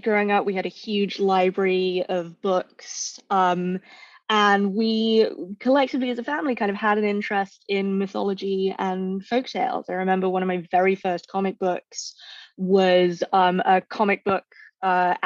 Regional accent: London, United Kingdom; now in San Francisco Bay Area, United States; I grew up in Northwest London.

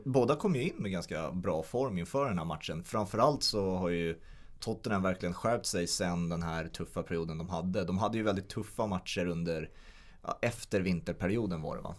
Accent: Sweden; som svensk

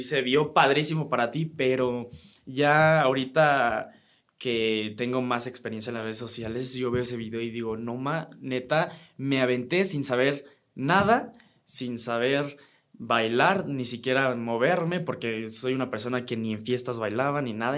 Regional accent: Teotihuacán, State of Mexico, Mexico; moved away as an adult; now in Querétaro, Mexico; yo soy 100% teotihuacano y allá siempre viví

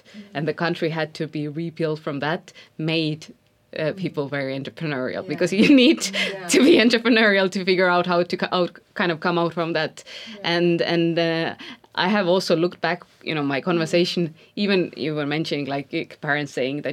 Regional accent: Estonia; I come from Estonia, which is a tiny country.

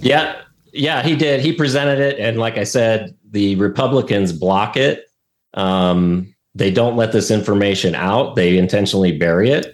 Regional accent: Ohio, United States; now in Arizona, United States; Originally, I'm from Ohio

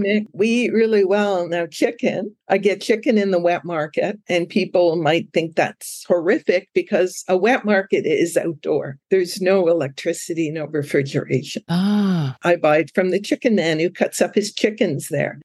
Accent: Ottawa, Ontario, Canada; moved away as an adult; now in Koh Lanta, Thailand; I'm from Ottawa.

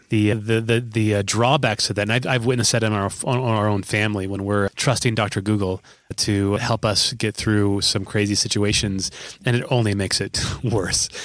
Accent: Omaha, Nebraska, United States; just in Omaha a couple days ago, which is my hometown.

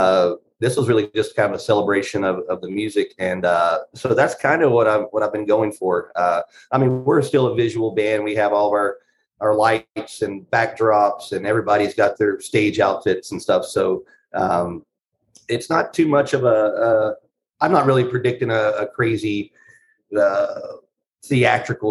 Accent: North Carolina, United States; moved away as an adult; now in Los Angeles, United States; I live in Los Angeles. I've lived here for 13 years. I'm originally from North Carolina.

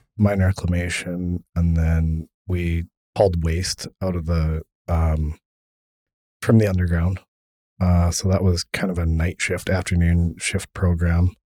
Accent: Kimberley, British Columbia, Canada; I grew up in Kimberly

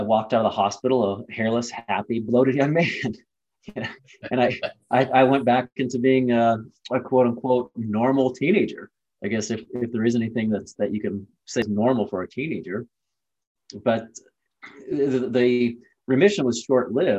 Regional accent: Ohio, United States; I was born and raised in Ohio. It was just a normal Midwest kid

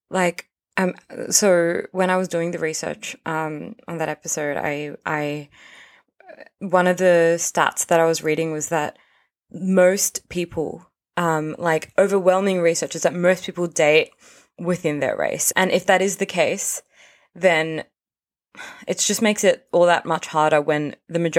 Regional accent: Australia; I was born in Australia.

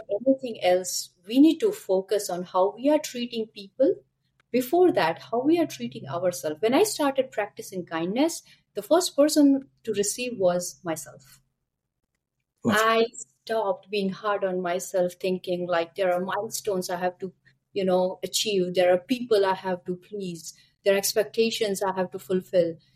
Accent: India; moved away as an adult; now in Canada; I am born and brought up in India, and I moved to Canada a couple of years back, maybe six, seven

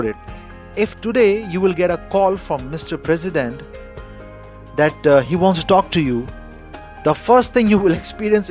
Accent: India; I'm Indian

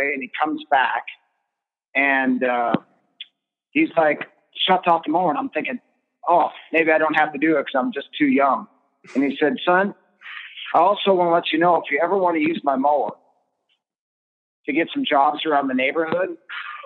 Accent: Olympic Peninsula, Northwest Washington, United States; I grew up in Northwest Washington on the Olympic Peninsula

